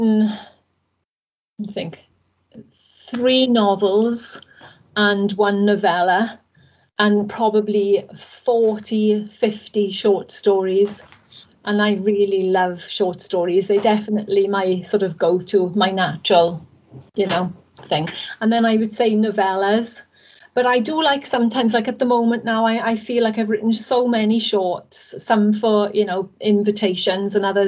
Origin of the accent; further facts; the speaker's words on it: Wales, United Kingdom; I'm Welsh at the end of the day. I've spent all my life living in Wales